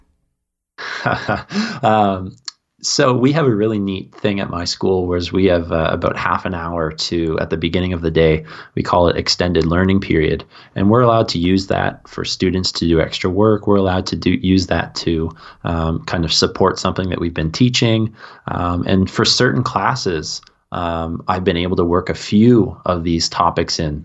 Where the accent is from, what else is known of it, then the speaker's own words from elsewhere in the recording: East Coast of Canada, Canada; also born or lived in Melbourne, Australia / Saint Kitts and Nevis; I grew up on the east coast of Canada, so we border Maine, where I am.